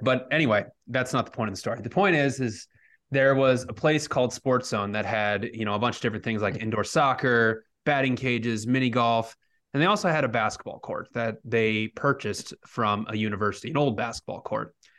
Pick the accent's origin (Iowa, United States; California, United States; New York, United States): Iowa, United States; Cedar Rapids; growing up in Cedar Rapids, there was a, a suburb called Hiawatha